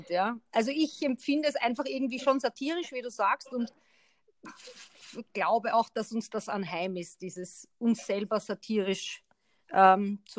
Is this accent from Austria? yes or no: yes; Austria; man muss schon hinter die Worte blicken, wenn man als Österreicher mit einem Deutschen, ich breche das jetzt so über den, über den Kamm